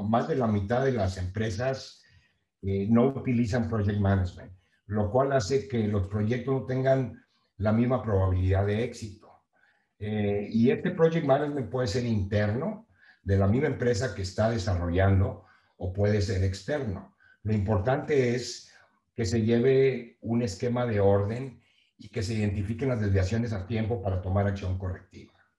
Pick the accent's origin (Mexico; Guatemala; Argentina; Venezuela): Mexico; Nueva Rosita, Coahuila; moved away as an adult; also born or lived in Monterrey; now in Texas, United States; Yo soy de Nueva Rosita, Coahuila, eh, bien conocido como New Little Pinky